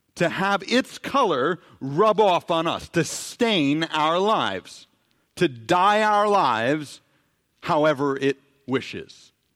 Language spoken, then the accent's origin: English; New York City, New York, United States; growing up in New York City